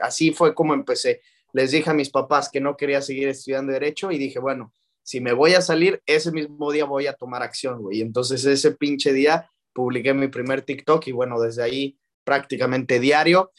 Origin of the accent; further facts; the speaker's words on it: León, Guanajuato, Mexico; also born or lived in Celaya, Guanajuato / Mexico City; Soy de, León, Guanajuato. Nací en, en Celaya, Guanajuato, que de ahí es mi mamá